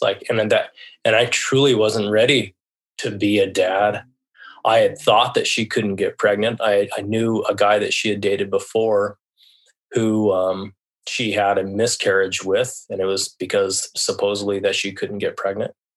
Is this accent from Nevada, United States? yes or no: no; La Jara, Colorado, United States; moved away as an adult; also born or lived in Seattle, Washington; I was born in La Jara, Colorado. Basically raised in the Southwest, where very small town. You know, the town I grew up in was 900 people